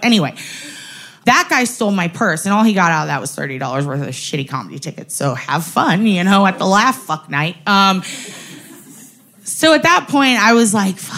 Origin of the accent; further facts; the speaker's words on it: San Antonio, Texas, United States; I'm from San Antonio